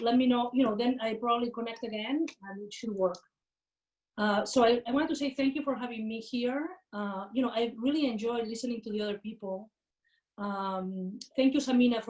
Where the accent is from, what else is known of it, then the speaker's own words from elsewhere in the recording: Barcelona, Catalonia, Spain; English is a second language; moved away as an adult; I am from Barcelona, Spain, so I am Catalan. I feel quite Catalan in addition to European and world citizen. I grew up in a very liberal household